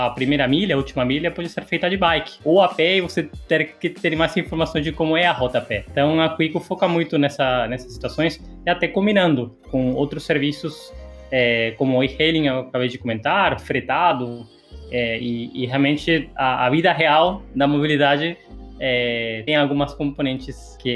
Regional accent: Argentina; Portuguese is a second language; now in São Paulo, Brazil; Eu sou argentino, cheguei em São Paulo, eu não, não tinha é, dinheiro vivo no bolso

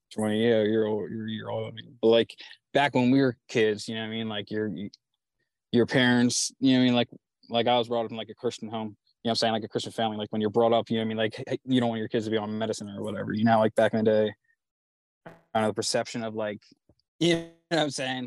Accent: Chichester, Pennsylvania, United States; I'm from Delco, like uh, Chichester

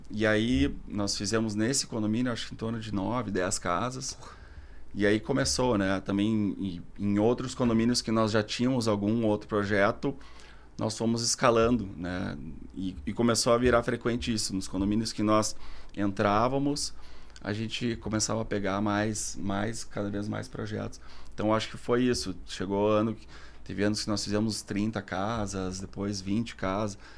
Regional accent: Porto Alegre, Rio Grande do Sul, Brazil; also born or lived in Barcelona, Spain; sou arquiteto de Porto Alegre, né?

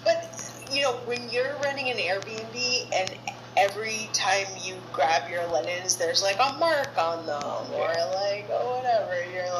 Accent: Boston, Massachusetts, United States; Yeah, Boston. I grew up in Jamaica Plain. It's a neighborhood of Boston.

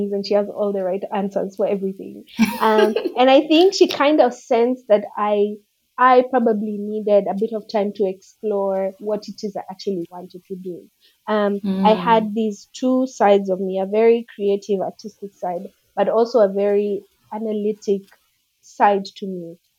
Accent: Nairobi, Kenya; I'm Kenyan. So I grew up in Kenya, in Nairobi

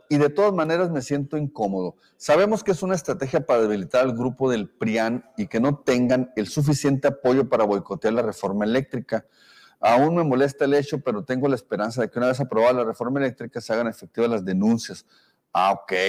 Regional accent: Sonora, Mexico; somos periodistas, pero también somos sonorenses

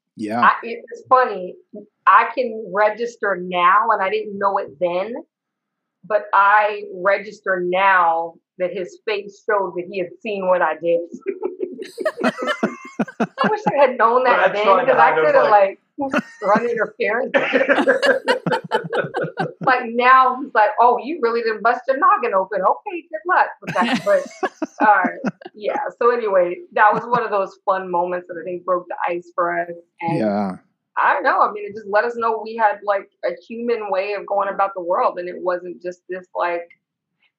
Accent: Southern California, United States; I grew up in SoCal

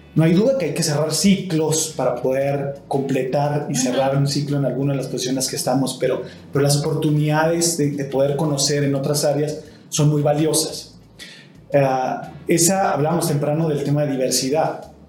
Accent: Mexico; también soy mexicano

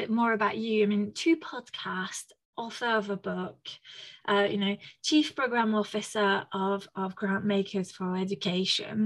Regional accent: France; also born or lived in Spain; now in United Kingdom; I grew up in France, mm-hmm. Then lived in Spain for a bit, then moved to the UK

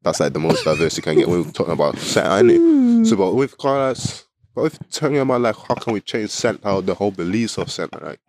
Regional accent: Sapele, Delta, Nigeria; moved away; my Coca-Cola company in my hometown, Sapele

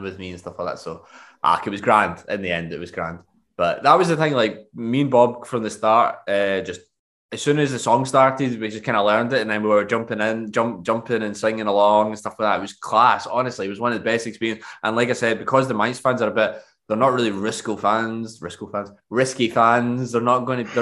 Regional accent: Scotland, United Kingdom; now in Germany; I come off Scotland

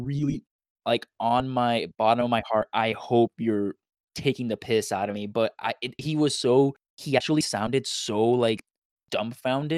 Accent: Puerto Rico; first language Spanish; English is a second language; moved away as an adult; I'm from Puerto Rico

